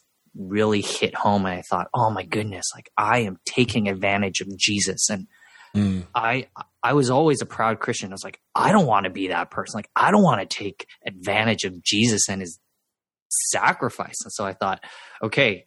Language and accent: English; Vancouver, British Columbia, Canada; I was born and raised in Vancouver